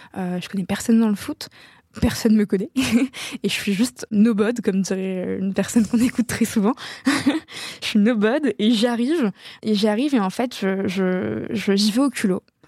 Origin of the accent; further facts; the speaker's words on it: Casablanca, Casablanca-Settat, Morocco; moved away; j'ai grandi à Casablanca au Maroc plus belle ville du monde